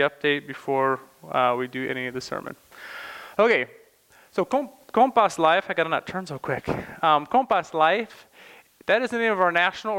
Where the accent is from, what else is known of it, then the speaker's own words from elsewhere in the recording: Morton, United States; moved away as an adult; now in Slovakia; I grew up in Morton, just right next door, and went to Morton High School